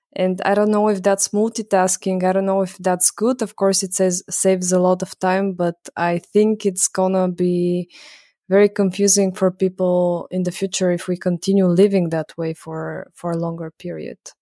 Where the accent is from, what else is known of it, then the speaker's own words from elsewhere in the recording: Bulgaria; now in Vienna, Austria; I'm from Bulgaria